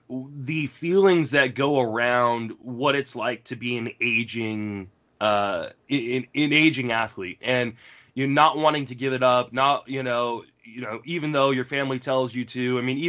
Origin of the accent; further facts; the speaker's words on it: Virginia, United States; And it was a high school in the area that I grew up in Northern Virginia.